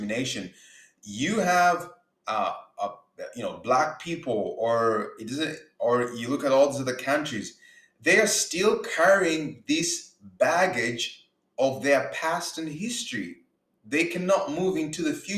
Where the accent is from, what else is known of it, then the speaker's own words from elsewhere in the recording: Uganda; now in Canada; I'm not Black American. You see, I grew up in Uganda